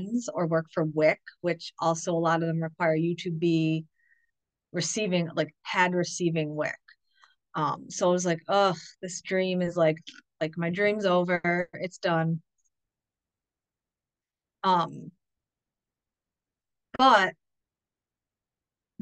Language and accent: English; upstate New York, United States; we were moving back here to where we're from, which is in upstate New York